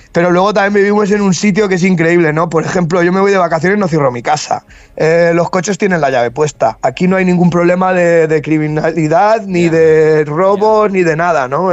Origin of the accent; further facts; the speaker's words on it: Castilla-La Mancha, Spain; moved away; also born or lived in the Arctic; como decimos en, La Mancha